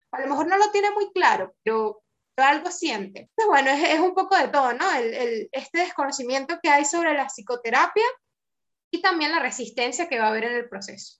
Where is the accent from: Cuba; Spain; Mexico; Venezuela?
Venezuela; now in Argentina; nosotros somos, venimos de Venezuela